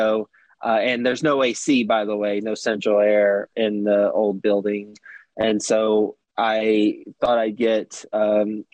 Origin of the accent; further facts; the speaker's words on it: Texas, United States; moved away as an adult; also born or lived in New York City; I am from Texas originally, went to school at Texas Tech, and moved to New York City right out of college.